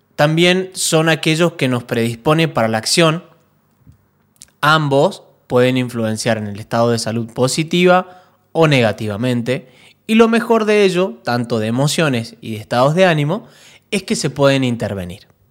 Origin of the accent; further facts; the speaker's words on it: Mendoza, Argentina; La gente de Mendoza, de donde soy yo, es muy